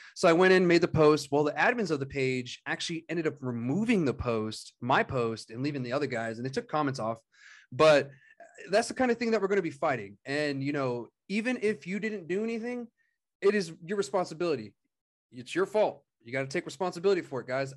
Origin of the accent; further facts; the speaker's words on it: Otero County, New Mexico, United States; moved away; went down to Otero County, my hometown area